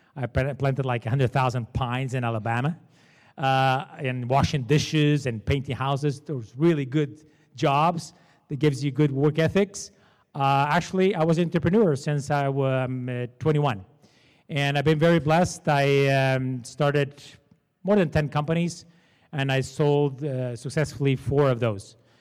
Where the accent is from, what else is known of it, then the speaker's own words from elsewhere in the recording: Portugal; English is a second language; moved away as an adult; now in Canada; I was born in Portugal. I'm Portuguese. That's why I have this terrible accent.